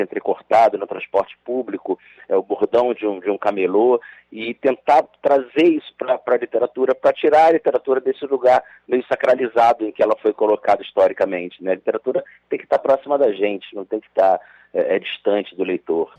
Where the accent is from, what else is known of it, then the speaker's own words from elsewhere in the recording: Rio de Janeiro, Brazil; eu nasci em Madureira, né? Passei a minha infância em Madureira